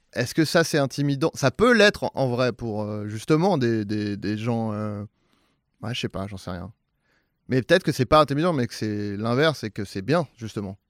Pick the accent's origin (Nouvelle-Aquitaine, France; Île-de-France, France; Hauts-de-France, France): Île-de-France, France; Saint-Germain-en-Laye; moi, c'est Saint-Germain-en-Laye, c'est très bourgeois